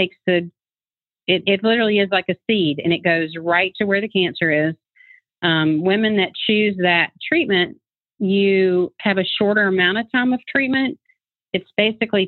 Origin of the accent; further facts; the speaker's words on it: North Carolina, United States; now in Kennesaw, United States; I grew up in North Carolina